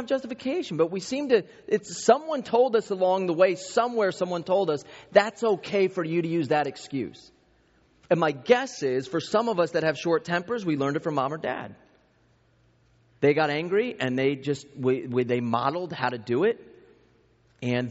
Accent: East Coast, United States; I grew up in the East Coast

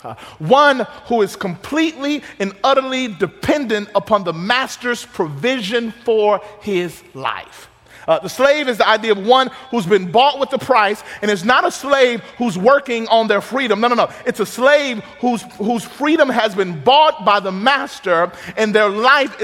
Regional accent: Mississippi, United States; I'm from Mississippi

